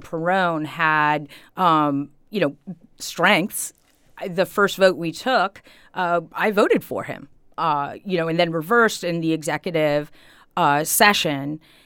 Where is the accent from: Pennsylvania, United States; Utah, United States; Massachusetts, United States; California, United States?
Massachusetts, United States; Holyoke; now in Easthampton, United States; I grew up in Ward Four in Holyoke